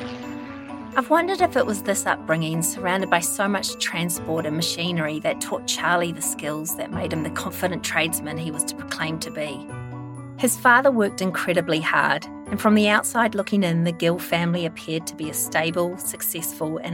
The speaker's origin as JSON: {"language": "English", "country": "New Zealand", "said": "I'm a Kiwi"}